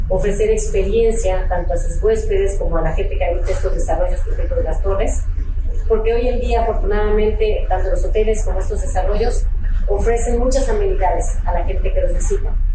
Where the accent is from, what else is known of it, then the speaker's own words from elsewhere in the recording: Ensenada, Baja California, Mexico; yo soy de Ensenada